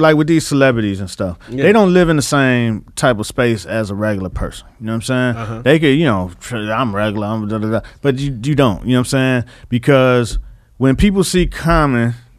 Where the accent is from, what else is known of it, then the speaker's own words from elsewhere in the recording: Miami, Florida, United States; I'm from Miami.